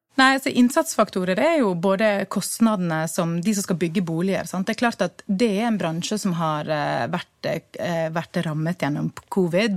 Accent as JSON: {"language": "Norwegian", "town": "Bergen", "region": "Vestland", "country": "Norway", "said": "Vi som bergensere"}